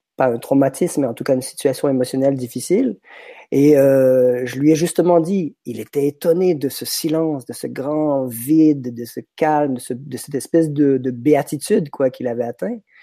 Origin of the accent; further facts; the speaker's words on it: Quebec, Canada; moved away as an adult; now in France; je suis québécois, je suis débarqué en France en 99.